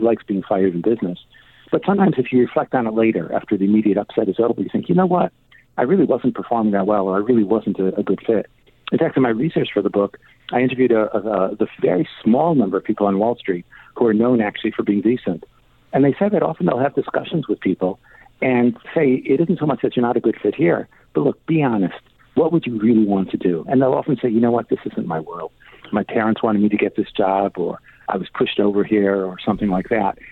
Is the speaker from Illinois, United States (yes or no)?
yes; Chicago, Illinois, United States; now in England, United Kingdom; I grew up in Chicago. I somewhat have my accent, but I lived in uh, uh, England for a long time.